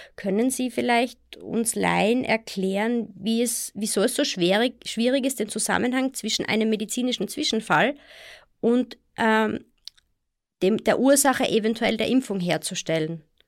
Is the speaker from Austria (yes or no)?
yes; Austria; bei uns in Österreich